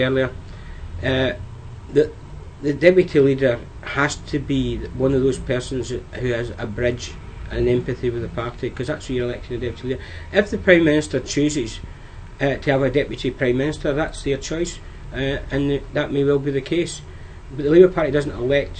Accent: Wigan, North West England, United Kingdom; my hometown Wigan

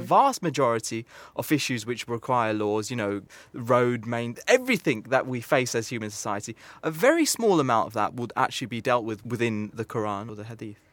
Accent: United Kingdom; I'm British. I live in England.

